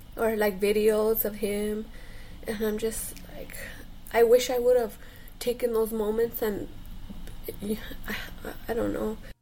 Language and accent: English; New Mexico, United States; I'm from New Mexico.